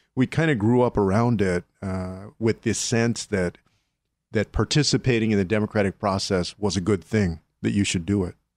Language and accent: English; San Antonio, Texas, United States; born or raised there